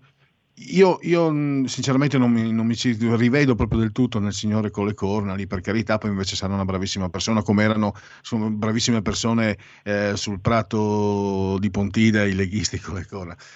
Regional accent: San Vito al Tagliamento, Friuli-Venezia Giulia, Italy; Nel mio paese, Savito Tagliamento

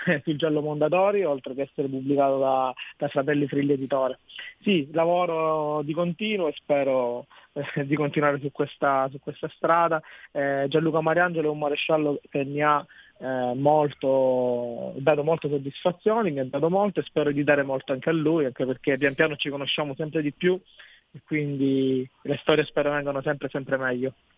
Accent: Barcellona Pozzo di Gotto, Sicily, Italy; nella mia città, è una città che offre sia la collina che il mare

